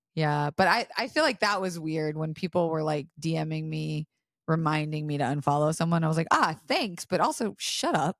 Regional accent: Florida, United States; I was raised in Florida

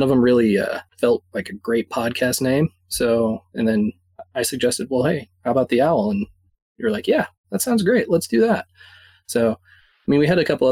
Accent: Fort Collins, Colorado, United States; I'm from Fort Collins, Colorado, so most people don't know where that is, but it's about 60 miles north of Denver

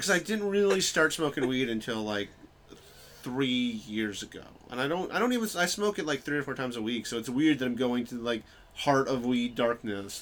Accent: New York, United States; moved away as an adult; also born or lived in Bloomington, Indiana / Chicago; I grew up in New York

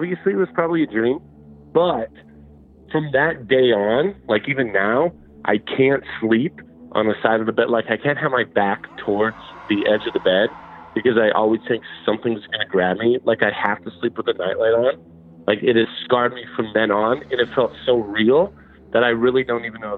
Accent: Las Vegas, Nevada, United States; I'm from Vegas.

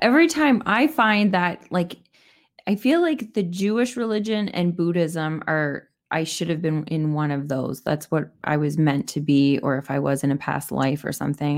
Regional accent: Canada; I'm Canadian

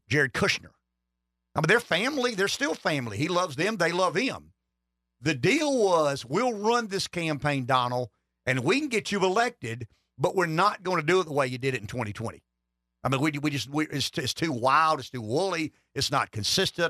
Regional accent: Florence County, South Carolina, United States; I'm from Florence County, Pampley

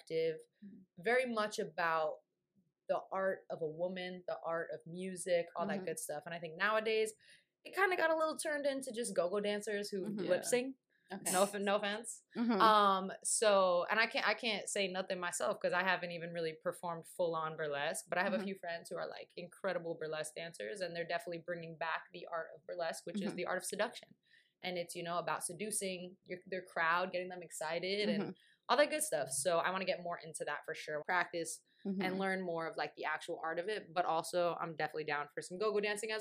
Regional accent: New York, United States; I'm from New York

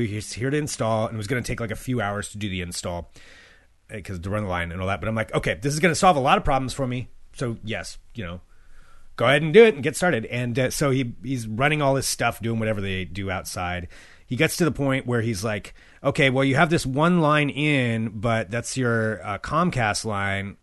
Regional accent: near Albany, Oregon, United States; Albany, Oregon, was the big city for me growing up

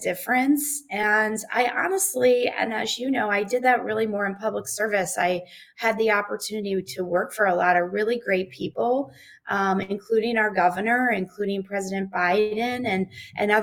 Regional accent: Peoria, Illinois, United States; I'm originally from Central Illinois. I'm from Peoria. I was born in Peoria

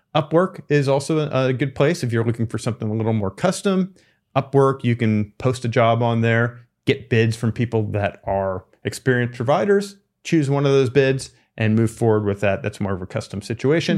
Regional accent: East Coast, United States; moved away; I'm from the East Coast

